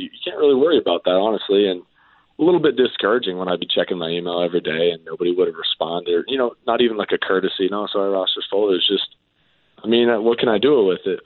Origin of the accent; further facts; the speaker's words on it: Canada; growing up in Canada